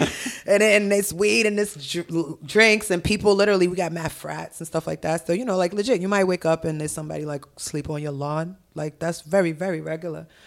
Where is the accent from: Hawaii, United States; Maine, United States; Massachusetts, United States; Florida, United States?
Massachusetts, United States; Milton; also born or lived in Haiti; I'm from Milton. Like, I went to school in Milton High